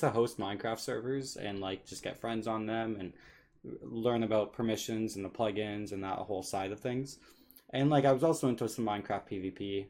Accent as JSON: {"language": "English", "country": "Canada", "said": "I'm Canadian"}